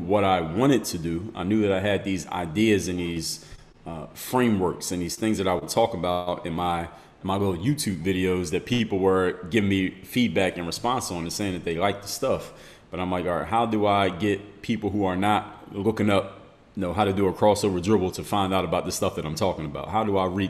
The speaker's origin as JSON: {"language": "English", "town": "Philadelphia", "region": "Pennsylvania", "country": "United States", "tie": "born or raised there", "moved": "yes", "lives_now": "Miami, United States", "said": "Background from the city of Philadelphia, Pennsylvania. It's my hometown"}